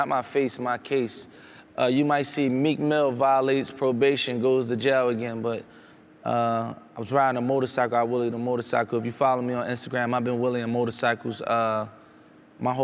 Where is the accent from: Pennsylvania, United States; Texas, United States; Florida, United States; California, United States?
Pennsylvania, United States; Philadelphia; I'm from Philadelphia, Center City. I live in Center City